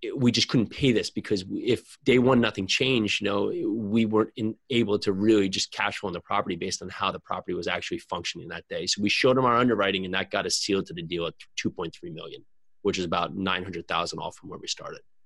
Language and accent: English; New Jersey, United States; I'm from New Jersey